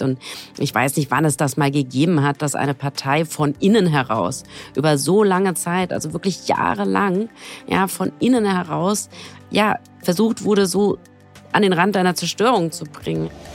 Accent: Frankfurt am Main, Hesse, Germany; Ich komme aus Frankfurt am Main.

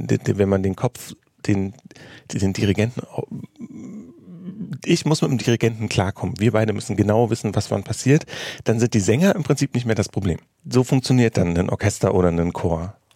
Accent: Germany; mein allerersten Auftritt 2007 außerhalb von Deutschland war lustigerweise in Tel Aviv, was ich als Deutscher tatsächlich irgendwie beeindruckend fand.

